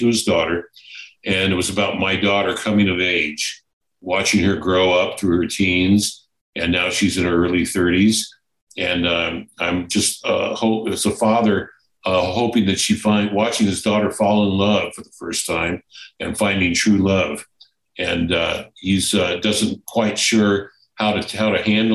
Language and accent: English; United States; also born or lived in California; being an American